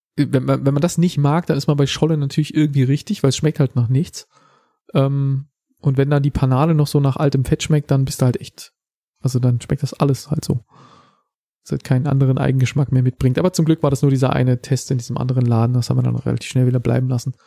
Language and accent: German; Germany; in unserem Volk